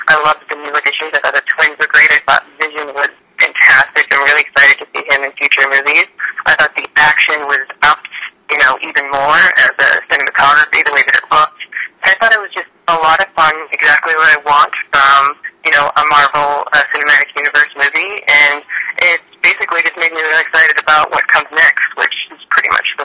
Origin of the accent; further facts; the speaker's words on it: New England, United States; now in Los Angeles, United States; I currently live in Los Angeles, but I was born and raised in New Englander.